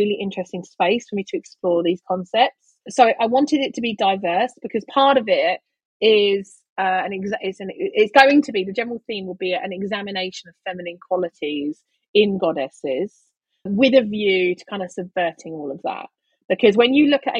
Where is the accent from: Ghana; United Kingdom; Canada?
United Kingdom; London; I'm from East London